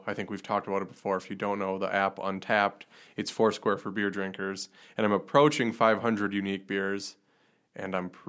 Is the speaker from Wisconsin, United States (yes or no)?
yes; Chilton, Wisconsin, United States; my hometown, Chilton